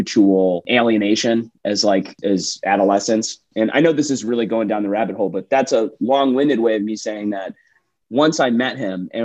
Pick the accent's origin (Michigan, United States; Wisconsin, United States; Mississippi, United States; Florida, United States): Michigan, United States; Detroit; also born or lived in Chicago / New York; now in Austin, United States; I grew up in Metro Detroit in the Midwest